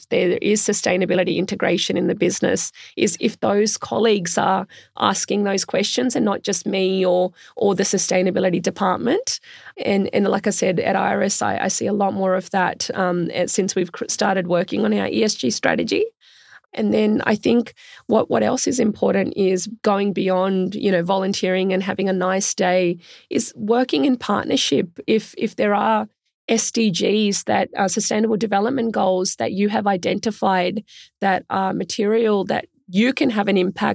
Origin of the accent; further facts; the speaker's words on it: Australia; also born or lived in India; I was born in India, which was a developing country then, isn't so much now. And my family migrated to Australia when I was quite young